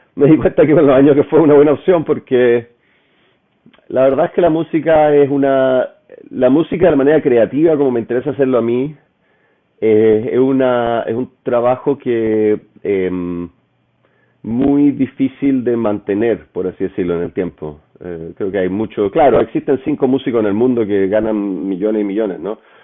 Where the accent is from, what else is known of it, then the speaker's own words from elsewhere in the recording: Chile; moved away as an adult; also born or lived in Paris, France; yo me fui de Chile